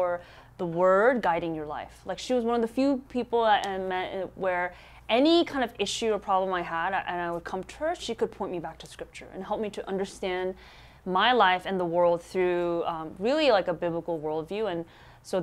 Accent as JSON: {"language": "English", "country": "United States", "said": "our Korean American immigrant churches"}